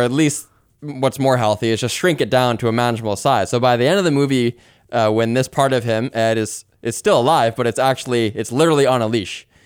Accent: Canada; As a Canadian, I'm international

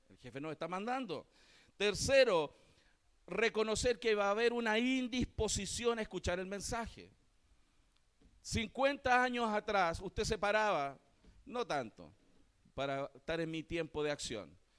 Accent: Chile

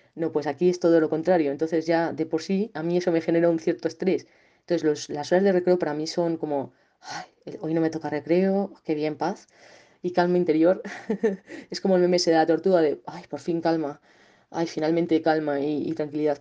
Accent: Segovia, Castile and León, Spain; moved away as an adult; also born or lived in Soria; now in León, Spain; ahora estoy en León, pero yo soy de Segovia

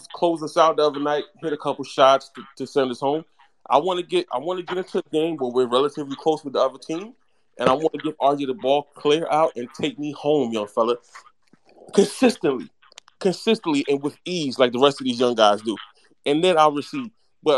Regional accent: Jamaica; I'm Jamaican.

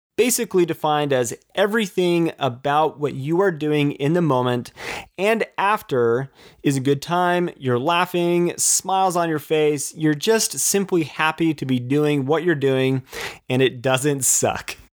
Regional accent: Utah, United States; With Utah being my home state

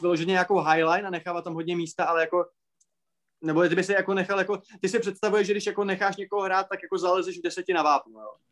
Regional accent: Moravia, Czechia; u nás na Moravě

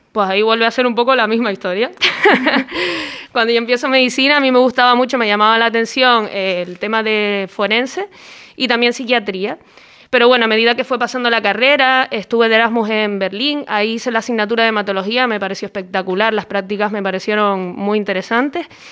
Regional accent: Tenerife, Canary Islands, Spain; yo soy de Tenerife y allí en aquel momento pues la, carrera de periodismo no estaba.

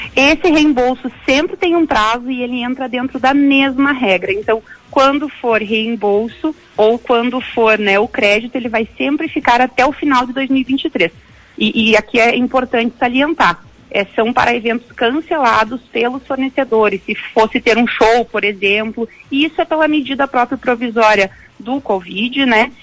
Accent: Gaúcho, Rio Grande do Sul, Brazil; a gente é gaúcho

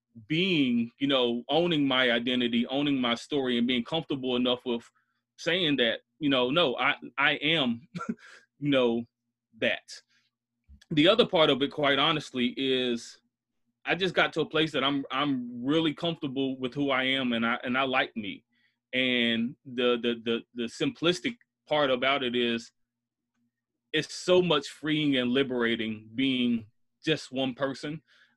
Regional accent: Bronx, New York, United States; born there; without understanding that I was born in the South Bronx. My dad moved to North Carolina because he was in the military.

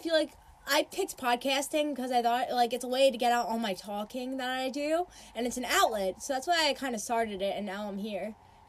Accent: Long Island, New York, United States; I lived in Long Island my whole life

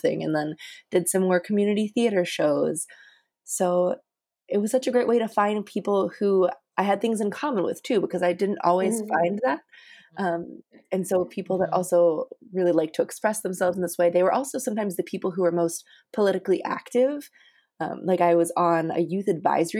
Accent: Johnstown, Pennsylvania, United States; I grew up in Johnstown, Pennsylvania.

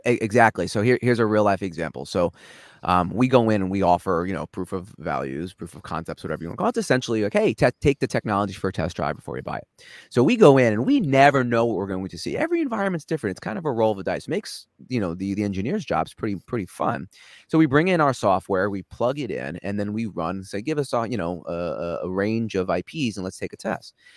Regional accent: New York, United States; accent: New York; moved away as an adult; now in Los Angeles, United States; I grew up in New York

